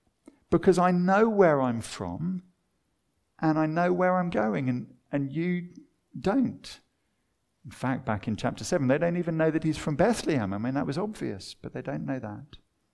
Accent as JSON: {"language": "English", "town": "Watford", "region": "East of England", "country": "United Kingdom", "tie": "born or raised there", "said": "For me, I remember growing up in Watford."}